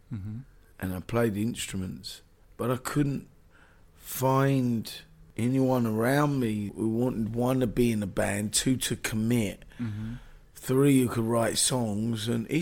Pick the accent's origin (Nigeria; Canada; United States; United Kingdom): United Kingdom; London; also born or lived in Marland; I was born in Marland. Mm-hmm. Lived in North London, moved out of London.